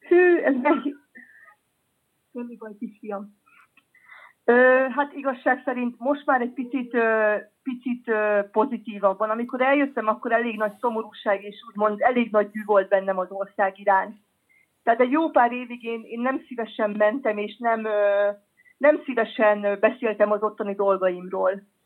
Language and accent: Hungarian; Hungary; now in France; Magyarországról érkeztem ide